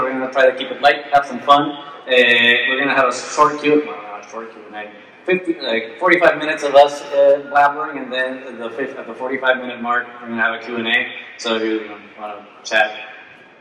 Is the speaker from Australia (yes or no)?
no; Puerto Rico; I'm from Puerto Rico